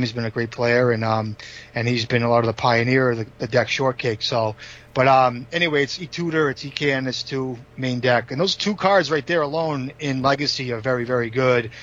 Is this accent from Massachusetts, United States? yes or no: yes; Boxford, Massachusetts, United States; now in Stoneham, United States; I grew up on the North Shore